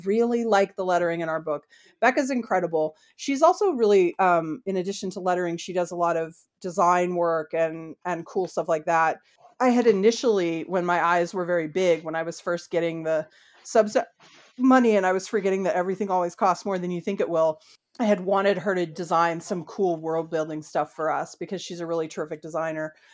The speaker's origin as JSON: {"language": "English", "country": "United States", "said": "I'm an American."}